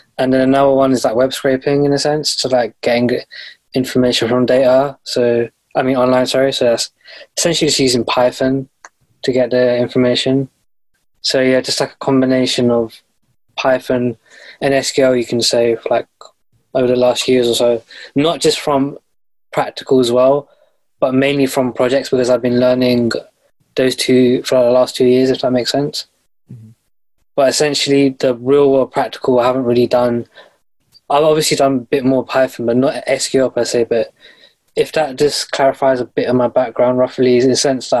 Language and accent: English; London, United Kingdom; I'm from London, UK